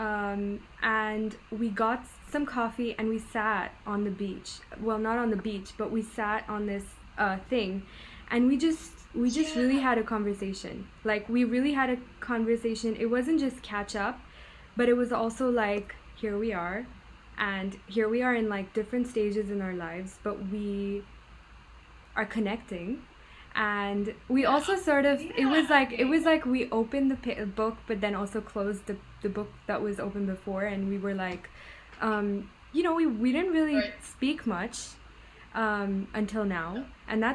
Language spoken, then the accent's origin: English; Muscat, Oman; moved away; also born or lived in Dubai, United Arab Emirates; We grew up in the same city in Oman, in Muscat